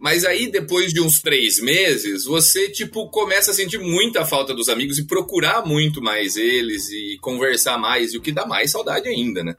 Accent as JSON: {"language": "Portuguese", "town": "Araras", "region": "São Paulo", "country": "Brazil", "tie": "born or raised there", "also_born_or_lived": "Ireland", "first_language": "Portuguese", "moved": "as an adult", "lives_now": "Ghent, Belgium", "said": "eu morava morava em frente à casa do primo dele"}